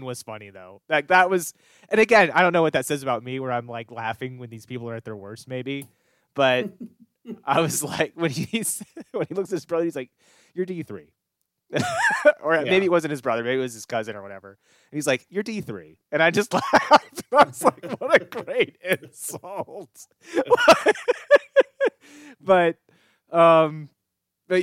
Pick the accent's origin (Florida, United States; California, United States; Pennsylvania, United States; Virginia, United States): Virginia, United States; Frederick County; where I grew up in Frederick County